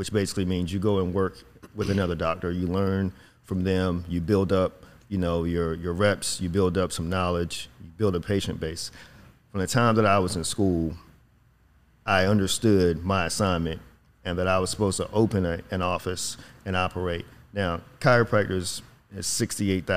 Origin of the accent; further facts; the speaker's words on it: Virginia, United States; moved away as an adult; now in Dallas, United States; I'm from Virginia, Whitesville, Virginia